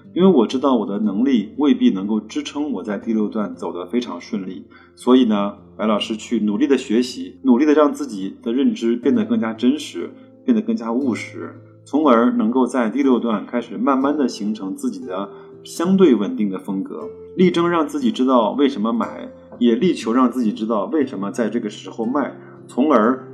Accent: China; 我们中国人呢比较喜欢对号入座

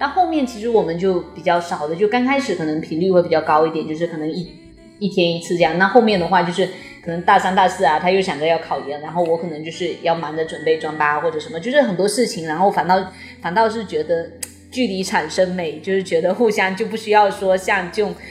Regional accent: Fujian, China; 因为我们都是福建的嘛

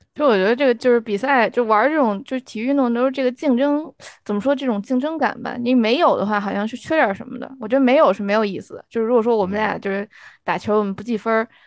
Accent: China; moved away; 我从来在国内都没打过乒乓球儿

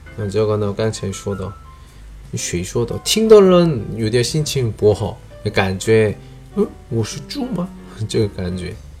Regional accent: South Korea; Chinese is a second language; moved away; 我是来自韩国外教

